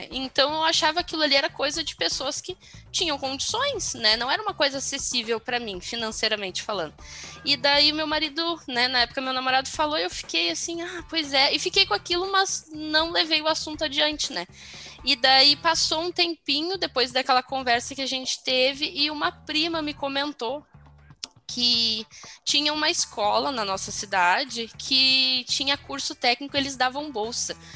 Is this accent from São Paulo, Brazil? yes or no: no; Porto Alegre, Rio Grande do Sul, Brazil; eu sou gaúcha de Porto Alegre